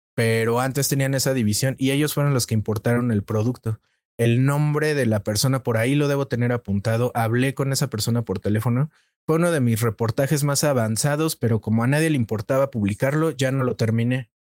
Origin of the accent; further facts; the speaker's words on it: Mexico; soy un reportero mexicano